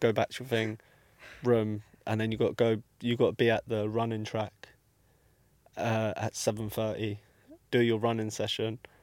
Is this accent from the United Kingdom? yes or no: yes; London, United Kingdom; I'm from obviously Ealing